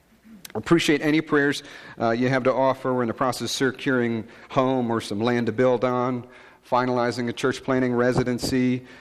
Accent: Rochester, New York, United States; moved away; I'm originally from Rochester, New York.

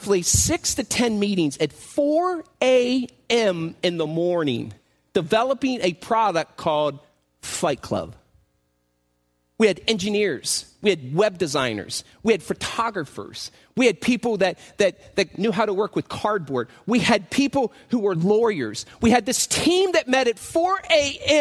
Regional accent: Indiana, United States; I'm from Indiana. I was in Chicago

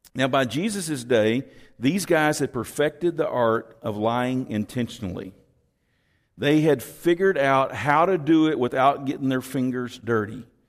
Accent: Texas, United States; I'm from Texas

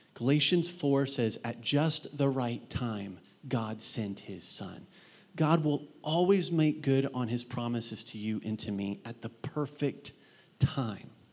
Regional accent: Mount Vernon, Ohio, United States; in my high school where I grew up in Mount Vernon, Ohio

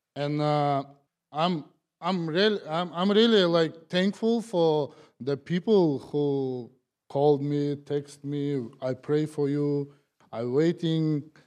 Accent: Kazakhstan; English is a second language; moved away as an adult; now in United States; I'm from Kazakhstan.

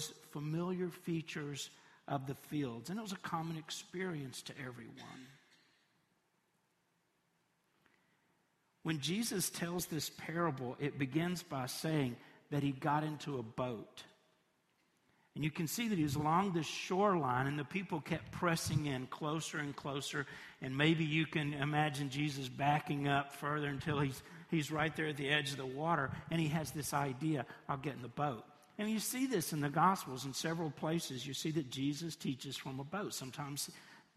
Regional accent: Tennessee, United States; also born or lived in Knoxville; I'm from Tennessee, and I've lived all across the state

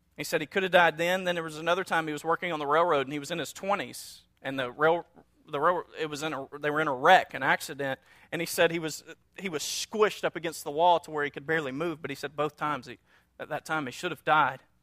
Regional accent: North Louisiana, United States; we're from North Louisiana, a small town, and so we had our little sayings

